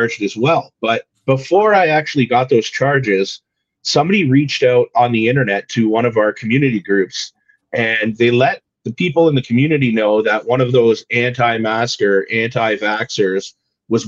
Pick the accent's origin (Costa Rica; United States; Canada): Canada; Niagara, Ontario; I'm from Niagara